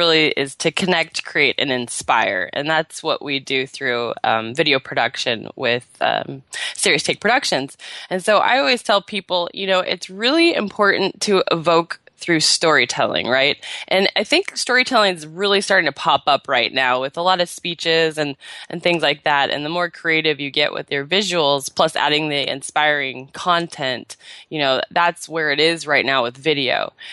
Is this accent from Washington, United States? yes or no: yes; Seattle, Washington, United States; now in California, United States; And then I moved down to California in the end of April from Seattle. I was born and raised in Seattle.